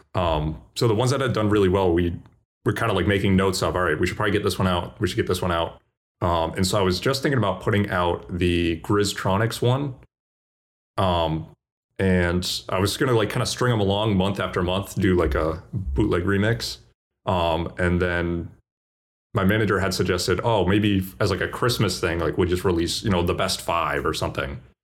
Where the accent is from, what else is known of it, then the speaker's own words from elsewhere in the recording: Boston, Massachusetts, United States; I'm from Boston